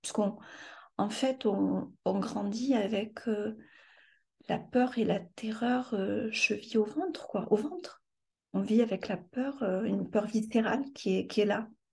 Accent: France; also born or lived in Morocco; je suis ici en France depuis l'âge

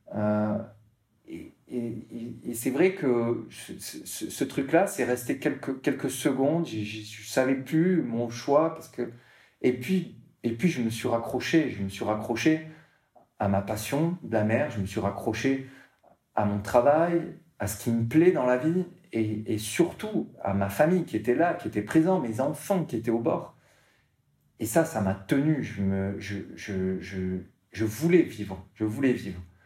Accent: Martigues, Provence-Alpes-Côte d'Azur, France; moved away; also born or lived in Marseille; je, suis né à Martigues, donc c'est une petite ville à côté de Marseille, hein au bord de l'eau

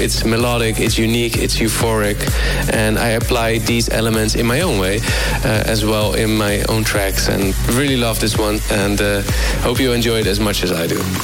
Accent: Rotterdam, South Holland, Netherlands; I'm from the Netherlands, Rotterdam City

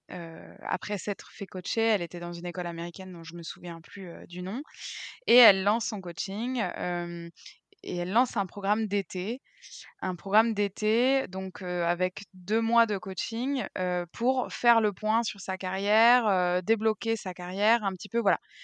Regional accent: Brittany, France; now in Bucharest, Romania; je suis bretonne

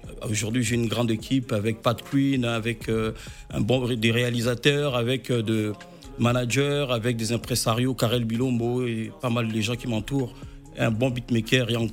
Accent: France; grandi ici en France, euh, et puis euh, j'ai fait un peu de hip-hop. Et en même temps, on n'oublie pas nos origines, nos origines.

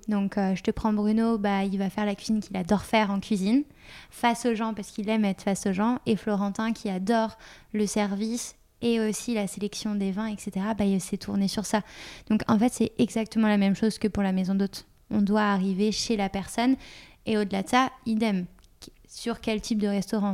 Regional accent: Paris, Île-de-France, France; à Paris, puisque je suis parisienne de base

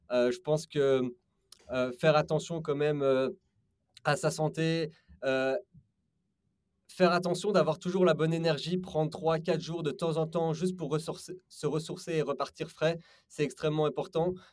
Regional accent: Belgium; moved away as an adult; also born or lived in London / Paris; Je viens de Belgique. Euh, j'ai étudié à Londres les mathématiques.

